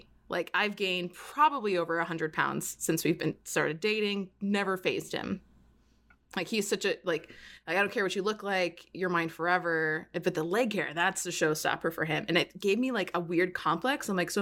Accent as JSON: {"language": "English", "region": "Florida", "country": "United States", "moved": "yes", "said": "I'm from Florida"}